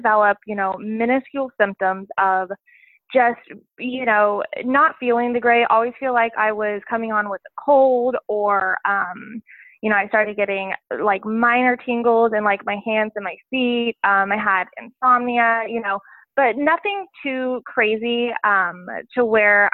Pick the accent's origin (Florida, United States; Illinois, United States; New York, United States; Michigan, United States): Illinois, United States; Southern; moved away as an adult; also born or lived in Virginia; I grew up in Southern Illinois and, you know, my grandparents live right next door.